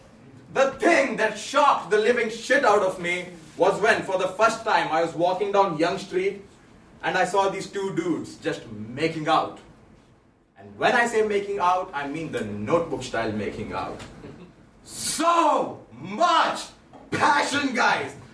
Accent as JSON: {"language": "English", "country": "India", "moved": "as an adult", "lives_now": "Toronto, Canada", "said": "I'm originally from India. I moved to Toronto in 2015"}